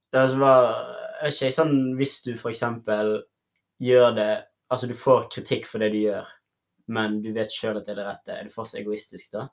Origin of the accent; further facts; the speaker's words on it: Sotra, Vestland, Norway; Jeg kommer fra Sotra